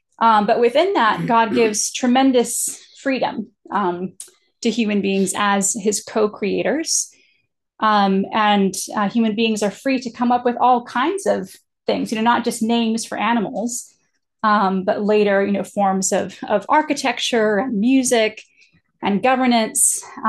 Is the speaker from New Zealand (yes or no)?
no; Japan; as an American, I'm socialized into the idea that eye contact communicates, you know, confidence, respect, engagement. But when I grew up in Japan, it's actually extremely disrespectful to make sort of intensive eye contact with somebody